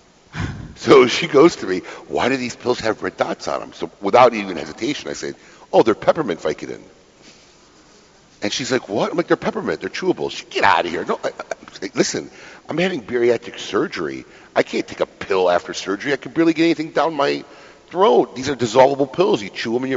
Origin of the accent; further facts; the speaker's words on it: Illinois, United States; now in Florida, United States; I grew up in the Midwest in Illinois